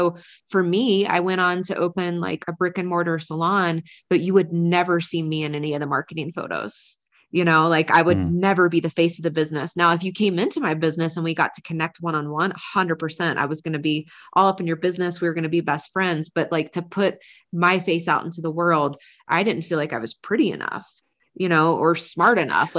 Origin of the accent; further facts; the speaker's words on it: North Carolina, United States; accent: Southern; I grew up in the South, like, you know, like women acted, dressed, like I grew up in North Carolina, like thick country accent that I used to have.